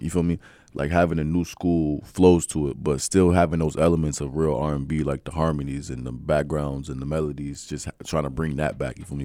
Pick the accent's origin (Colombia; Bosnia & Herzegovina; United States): United States; Mount Airy, North Carolina; moved away; also born or lived in Connecticut / Los Angeles; I'm originally from a small town out here, Mount Airy, North Carolina